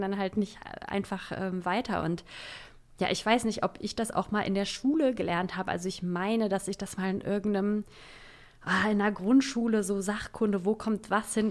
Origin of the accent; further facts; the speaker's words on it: Saxony-Anhalt, Germany; now in Berlin, Germany; ich komme aus Sachsen-Anhalt